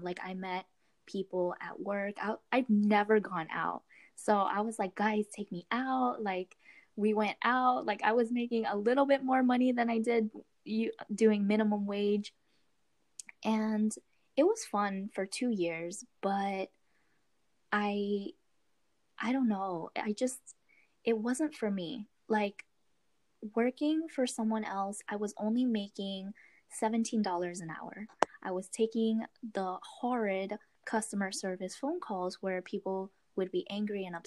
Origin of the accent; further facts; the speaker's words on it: Florida, United States; also born or lived in Queens, New York; I was born in New York, Queens, actually. So I moved to Florida when I was 7.